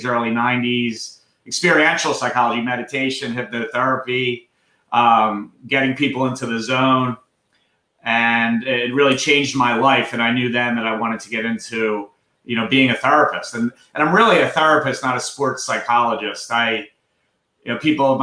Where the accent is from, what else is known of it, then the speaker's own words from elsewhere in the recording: Philadelphia, Pennsylvania, United States; accent: Philadelphia; I'm born and bred in Philadelphia